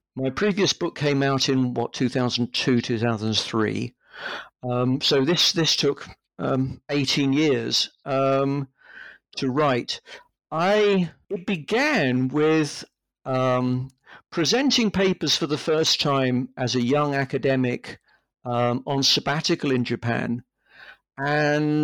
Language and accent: English; London, United Kingdom; also born or lived in Leeds; I grew up in London. I've lived most of my life in London, apart from the time when I was an undergraduate student.